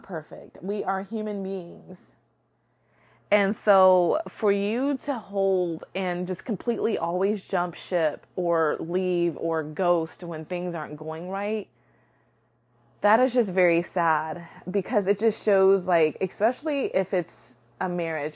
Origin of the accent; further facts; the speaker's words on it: United States; I can only speak from an American culture because I am American